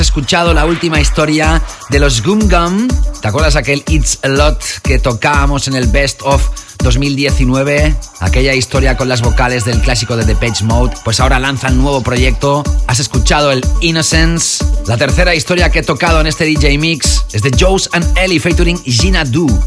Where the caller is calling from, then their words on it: Girona, Catalonia, Spain; de Girona.